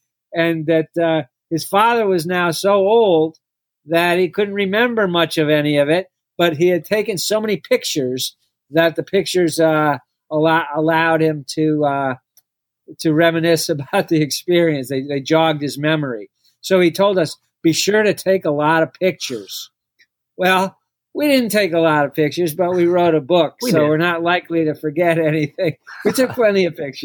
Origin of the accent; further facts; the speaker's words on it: Massachusetts, United States; now in Philadelphia, United States; I grew up in Massachusetts